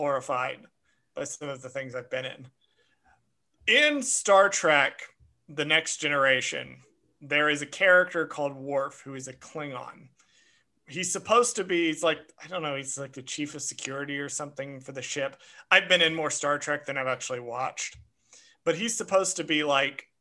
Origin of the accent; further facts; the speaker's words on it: Georgia, United States; when I was a little kid growing up in Georgia